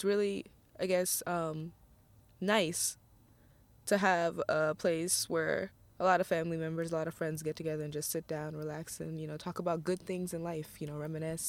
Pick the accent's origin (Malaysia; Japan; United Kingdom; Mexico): Japan; Aomori; born there; also born or lived in United States; First part, it was mainly on base. I was born in Aomori, Japan.